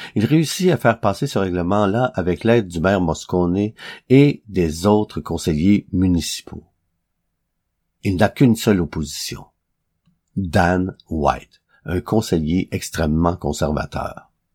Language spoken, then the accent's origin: French; Quebec, Canada; ici, chez nous, au Québec